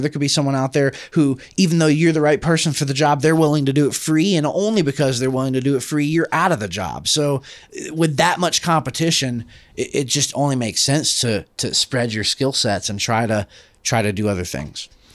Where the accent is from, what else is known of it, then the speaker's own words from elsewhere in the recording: Atlanta, Georgia, United States; I come from Atlanta